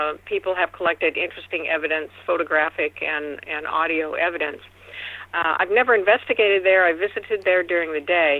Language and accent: English; Seattle, Washington, United States; Seattle is where I grew up, and I consider it my hometown